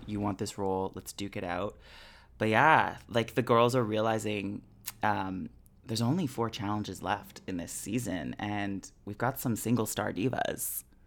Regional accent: Canada; we are all Canadian.

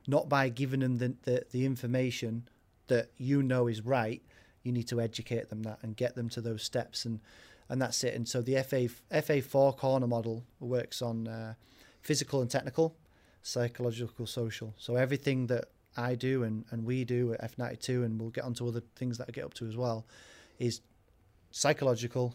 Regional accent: Warrington, North West England, United Kingdom; also born or lived in York; I was born in York, uh, and then grew up in Warrington, which is where my mum lives

